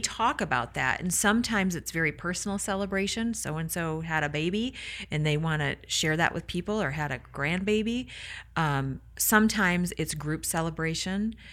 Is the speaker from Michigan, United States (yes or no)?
yes; Michigan, United States; I hail from Michigan. I love, I love my Mitten people